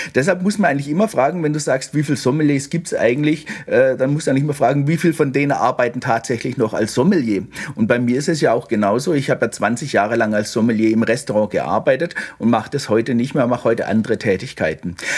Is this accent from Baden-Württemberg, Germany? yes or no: yes; Baden-Württemberg, Germany; ich bin ja in Württemberg aufgewachsen